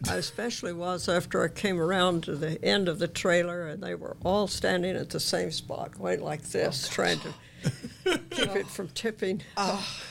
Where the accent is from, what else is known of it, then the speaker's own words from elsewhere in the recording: Ina, Illinois, United States; I grew up on a farm east of Ina, which is about halfway between Benton and Mount Vernon.